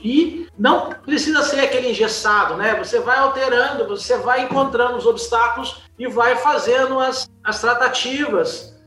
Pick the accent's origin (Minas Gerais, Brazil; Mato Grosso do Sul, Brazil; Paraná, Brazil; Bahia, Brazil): Minas Gerais, Brazil; Juiz de Fora; Sou mineiro, mineiro de Juiz de Fora.